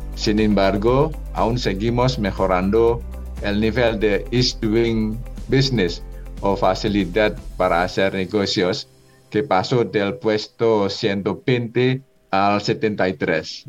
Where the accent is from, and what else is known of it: Indonesia; Spanish is a second language; moved away as an adult; now in Colombia